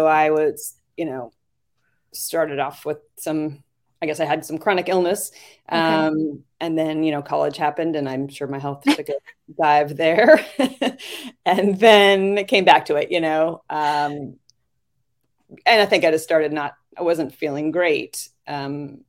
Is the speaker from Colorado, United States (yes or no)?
no; Manhattan Beach, California, United States; In California, Manhattan Beach, California